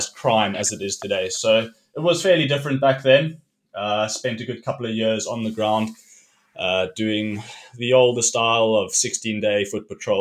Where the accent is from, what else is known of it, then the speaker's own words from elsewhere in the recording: Cape Town, Western Cape, South Africa; I grew up in Cape Town